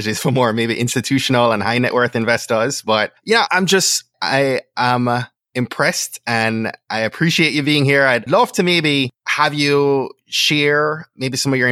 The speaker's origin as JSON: {"language": "English", "country": "Jamaica", "tie": "born or raised there", "moved": "yes", "said": "I grew up in Jamaica in a family of love"}